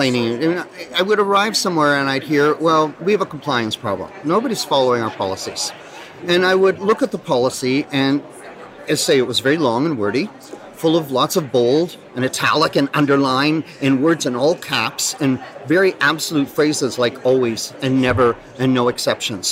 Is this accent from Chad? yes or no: no; Ottawa, Ontario, Canada; I am Canadian. Yeah, I'm from Ottawa.